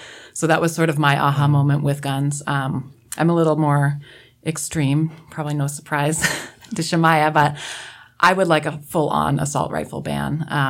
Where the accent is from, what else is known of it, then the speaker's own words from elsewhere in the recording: Washington, United States; I come from Eastern Washington, really small town, and we grew up hunting.